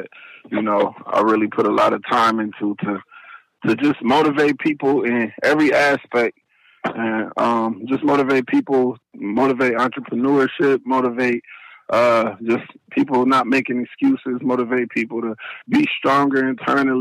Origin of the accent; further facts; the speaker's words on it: Dayton, Ohio, United States; I'm from Dayton, Ohio